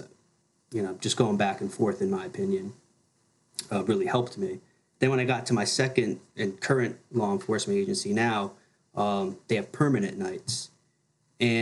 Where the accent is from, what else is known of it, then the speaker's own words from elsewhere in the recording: New Jersey, United States; growing up in New Jersey, people just go to like their CCD class after church on Sundays